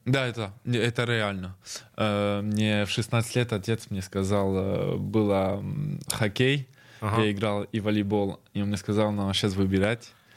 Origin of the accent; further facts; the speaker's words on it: France; moved away as an adult; now in Saint Petersburg, Russia; я родился во Франции